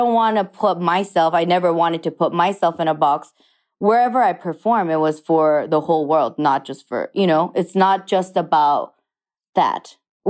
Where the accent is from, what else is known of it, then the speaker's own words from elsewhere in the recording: Japan; English is a second language; So he was there for his job, and that's why I was raised in Japan, but in an international school. My whole life, I went to a French school.